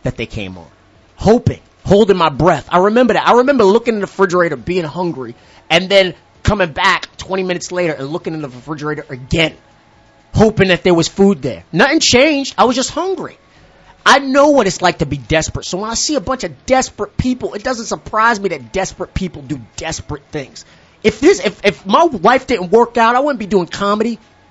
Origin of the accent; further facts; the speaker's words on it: New York City, New York, United States; I grew up in Hollis during a crack epidemic